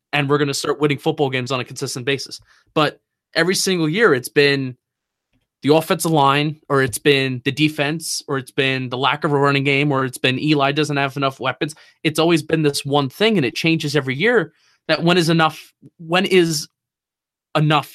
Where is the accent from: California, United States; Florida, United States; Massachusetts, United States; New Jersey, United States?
New Jersey, United States; moved away as an adult; now in Washington, D.C., United States